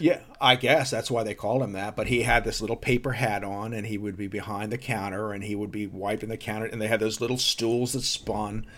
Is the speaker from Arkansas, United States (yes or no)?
no; New Jersey, United States; also born or lived in Texas; we moved from Texas to New Jersey when I was six years old